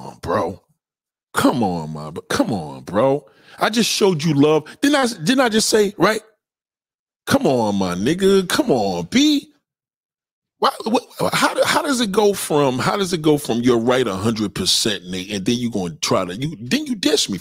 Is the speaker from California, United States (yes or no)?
no; New York, United States; I'm a New Yorker